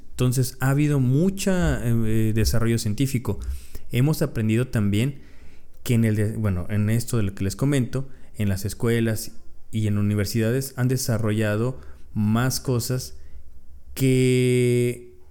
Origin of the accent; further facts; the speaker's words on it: Mexico; Muchos como mexicanos estamos tomando poca conciencia